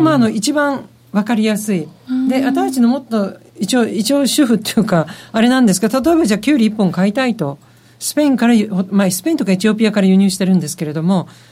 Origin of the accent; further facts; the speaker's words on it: Japan; now in London, United Kingdom; そこは日本人なんで